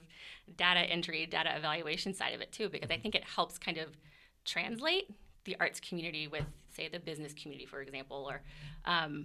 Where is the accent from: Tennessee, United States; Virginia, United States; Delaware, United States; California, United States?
Virginia, United States; also born or lived in Denver, Colorado; now in Lee's Summit, United States; I grew up on the East Coast in Virginia